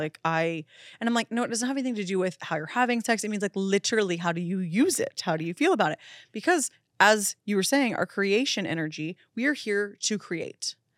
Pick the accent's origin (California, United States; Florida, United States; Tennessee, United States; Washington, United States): Florida, United States; moved away as an adult; now in Los Angeles, United States; I'm so obviously from Florida.